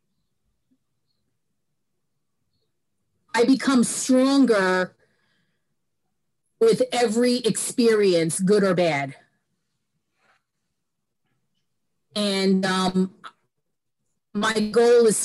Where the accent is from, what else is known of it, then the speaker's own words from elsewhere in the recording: New York City, New York, United States; also born or lived in California; I grew up in New York in a neighborhood